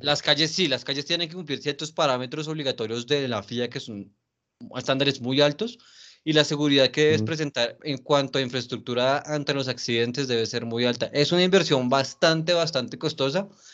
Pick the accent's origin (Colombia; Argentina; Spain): Colombia